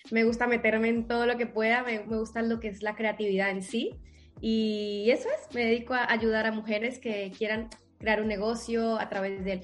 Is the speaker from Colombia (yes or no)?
yes; Colombia; now in Spain; Soy eso, soy colombiana, ¿vale? Soy madre y ahora pues vivo aquí en, España